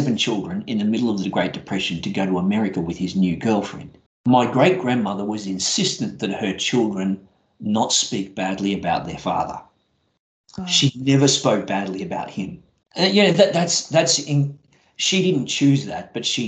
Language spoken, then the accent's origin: English; Brisbane, Queensland, Australia; I grew up in Brisbane